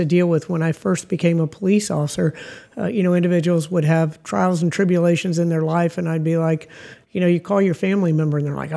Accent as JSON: {"language": "English", "town": "Tampa", "region": "Florida", "country": "United States", "tie": "born or raised there", "said": "I grew up here in Tampa"}